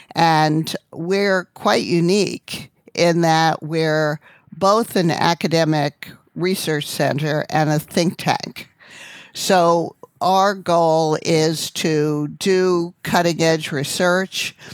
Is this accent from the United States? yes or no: yes; Long Island, New York, United States; I grew up on Long Island